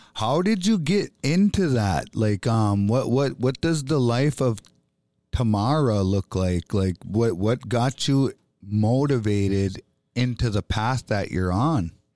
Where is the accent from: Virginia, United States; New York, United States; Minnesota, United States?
Minnesota, United States; Bois Forte Band of Chippewa; I'm an Ojibwe from the Boys Fort Band of Chippewa Indians.